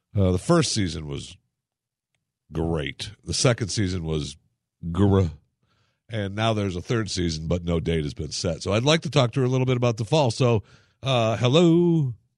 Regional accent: Michigan, United States; my hometown in Michigan

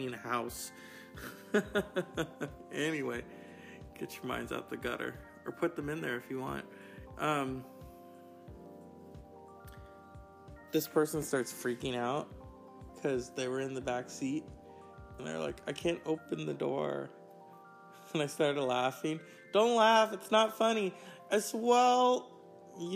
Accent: West Coast, United States; I'm from the West Coast because we have freeways.

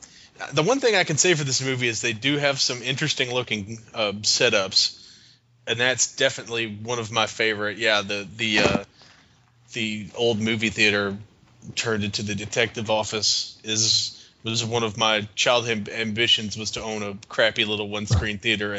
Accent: Louisville, Kentucky, United States; my hometown of Louisville

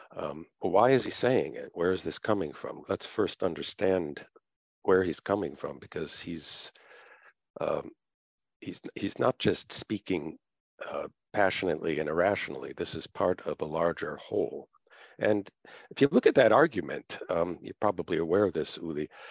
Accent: United States; being an American and being in America rather than other countries where I've taught

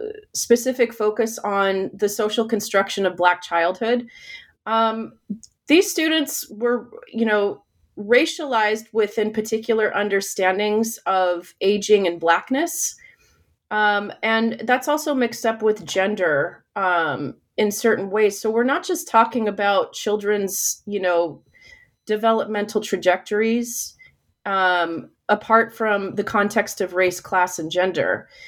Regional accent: United States; my own experience as a Filipina American who has had, you know, like who has felt othered at times

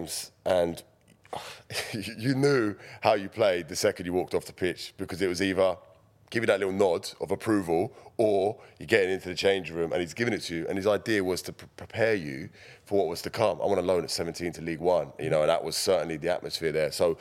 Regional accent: Feltham, London, United Kingdom; also born or lived in Hounslow; I grew up in Feltham down the road. I went to school in Hounslow.

